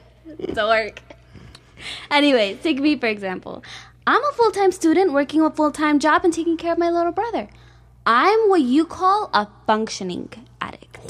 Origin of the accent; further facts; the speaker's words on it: Chicago, Illinois, United States; grew up in Chicago